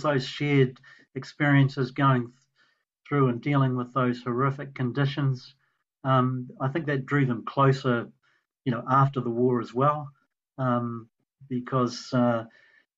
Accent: New Zealand; proud to be a New Zealander.

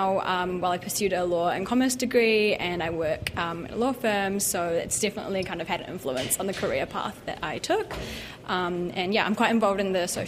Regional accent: Wellington, New Zealand; also born or lived in Auckland; we moved to Wellington when I was only a year old. So I've lived in Wellington my whole life.

